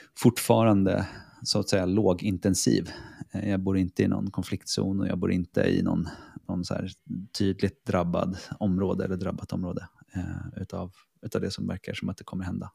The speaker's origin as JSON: {"language": "Swedish", "town": "Stockholm", "region": "Stockholm County", "country": "Sweden", "tie": "born or raised there", "also_born_or_lived": "Piteå", "moved": "as an adult", "lives_now": "Reykjavik, Iceland", "said": "jag är från Stockholm, eh, för det mesta"}